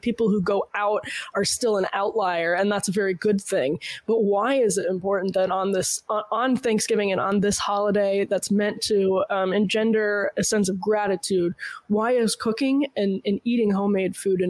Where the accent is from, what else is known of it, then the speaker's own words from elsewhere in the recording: Massachusetts, United States; No. Well, no, it was basically growing up in Massachusetts. I'm sure there was this like reverence for the holiday that should be nationwide, but I don't think is anymore.